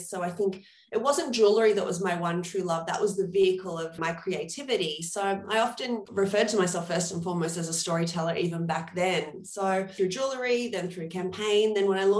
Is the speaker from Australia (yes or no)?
yes; Australia; moved away as an adult; also born or lived in New York; as Australians